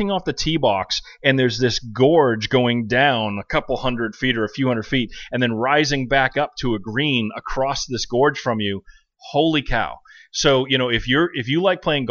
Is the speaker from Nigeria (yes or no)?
no; New England, United States; moved away; where I grew up in New England